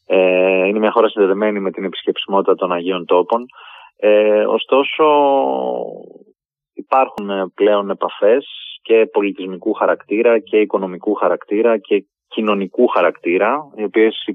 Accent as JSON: {"language": "Greek", "country": "Greece", "said": "το Ισραήλ είναι μια χώρα γνωρούμε ως"}